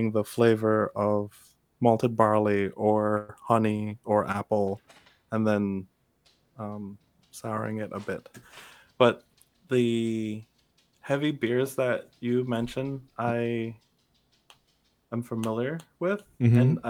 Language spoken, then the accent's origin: English; Kingston, Jamaica; moved away; I'm originally from Kingston, Jamaica